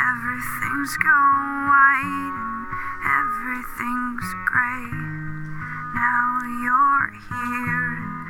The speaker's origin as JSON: {"language": "English", "town": "Mossyrock", "region": "Washington", "country": "United States", "tie": "born or raised there", "said": "It was, we were surrounded by two beautiful lakes"}